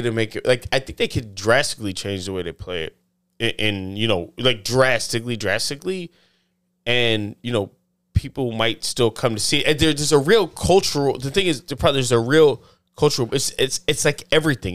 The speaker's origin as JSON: {"language": "English", "region": "the South", "country": "United States", "said": "I'm from the South"}